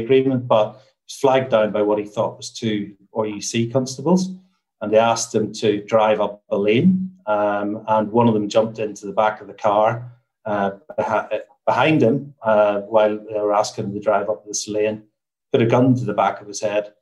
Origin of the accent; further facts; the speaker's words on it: Newtownards, Northern Ireland, United Kingdom; also born or lived in Belfast; I'm from Northern Ireland. So I grew up in a town called Newton Ards